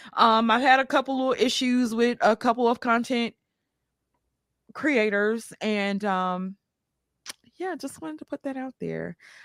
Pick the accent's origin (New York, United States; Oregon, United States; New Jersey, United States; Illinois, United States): New York, United States; New York City; also born or lived in Mississippi; Now, y'all know I grew up in New York City as well as Mississippi.